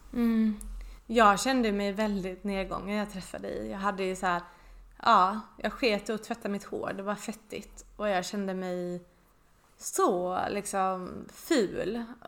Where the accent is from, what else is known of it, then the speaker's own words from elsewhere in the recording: Båstad, Skåne, Sweden; moved away; mitt barndomshem i Båstad